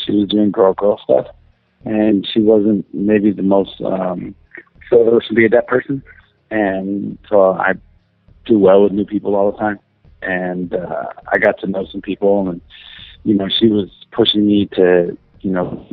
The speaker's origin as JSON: {"language": "English", "town": "Los Angeles", "region": "California", "country": "United States", "tie": "born or raised there", "also_born_or_lived": "Western Massachusetts", "said": "I pretty much grew up in L.A."}